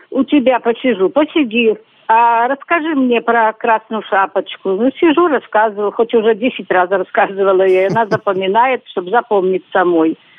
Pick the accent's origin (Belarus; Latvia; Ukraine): Belarus; moved away as an adult; now in Russia; Я из Беларуси приехала сюда в 87 году.